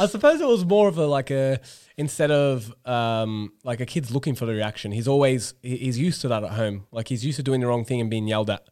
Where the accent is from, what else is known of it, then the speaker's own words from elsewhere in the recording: Australia; moved away; as an Australian teacher